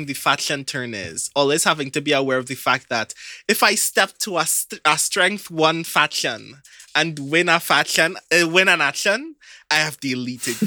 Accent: Trinidad & Tobago; I'm from Trinidad.

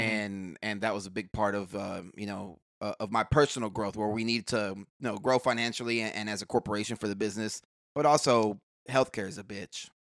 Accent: Houston, Texas, United States; also born or lived in Clear Lake, Houston; born and raised in Houston. I lived out in the Gulfgate area till about, um, sixth grade. Sixth grade, we moved out to Clear Lake

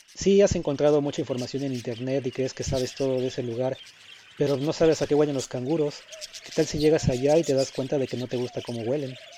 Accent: Mexico; moved away as an adult; now in Melbourne, Australia

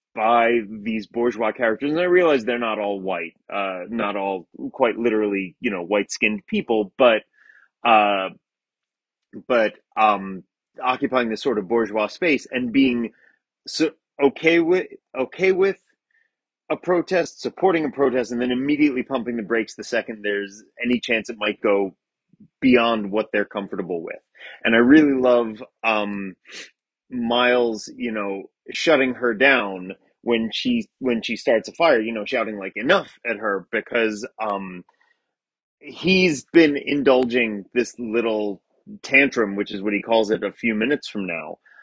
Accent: Baltimore, Maryland, United States; now in Los Angeles, United States; I'm from Baltimore, Maryland.

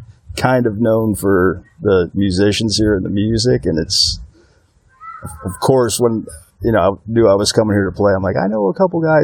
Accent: Northwest Ohio, United States; moved away; also born or lived in Toledo, Ohio / Hanford, California; But the rest of the time, minus those 4 years, I grew up in Northwest Ohio. Very small town that nobody's ever heard of. There was like 1,000 people living there when I grew up there, and there's probably not more than 1,500 people still there today.

